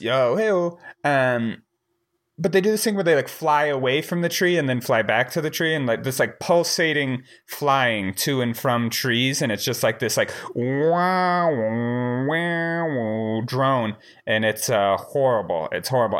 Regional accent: Wyoming, United States; also born or lived in Missouri; I grew up in Wyoming, but, um, I was, I was born in Missouri

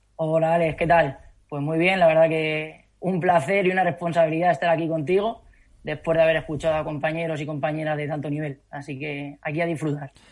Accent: Calzada de Calatrava, Castilla-La Mancha, Spain; moved away as an adult; also born or lived in Madrid; empecé trabajando en el gimnasio de mi pueblo, en Calzada de Calatrava

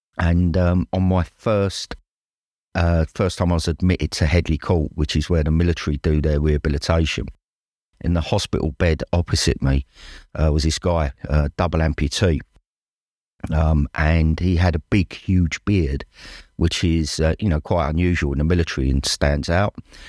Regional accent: Dagenham, London, United Kingdom; now in Devon, United Kingdom; probably better known as the …. I'm 53. And I'm originally from Dagenham, although I've lived in the West Country in Devon for the last 30 years.

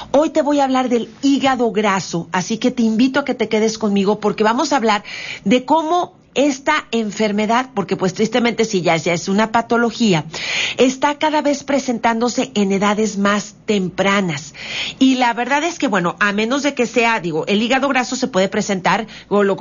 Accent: Mexico; tratar de verdad de que este México sea grande

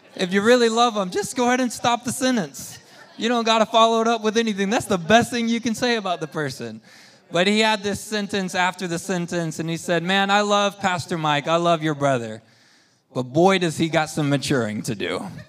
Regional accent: Spain; moved away; we grew up in Spain

